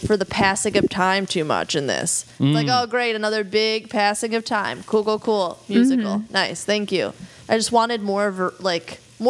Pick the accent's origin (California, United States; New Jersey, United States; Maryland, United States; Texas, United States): New Jersey, United States; I'm from New Jersey